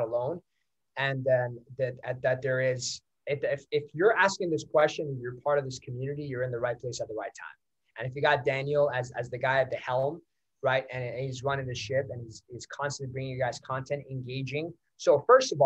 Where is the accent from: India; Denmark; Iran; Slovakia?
Iran; first language Persian; English is a second language; now in Canada; I was not born in Canada. I was born in Iran. I speak Farsi. That's my language.